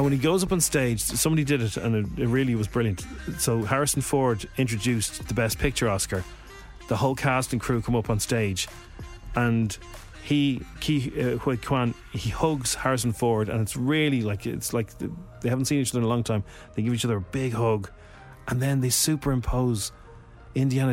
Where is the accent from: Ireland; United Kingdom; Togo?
Ireland; being Irish